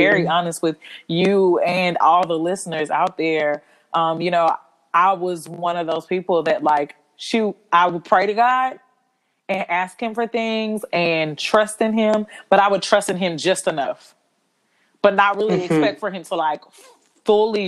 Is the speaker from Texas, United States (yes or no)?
yes; Houston, Texas, United States; moved away as an adult; also born or lived in New York City; now in Atlanta, United States; I'm originally from Houston, Texas, but I now live in Atlanta, Georgia.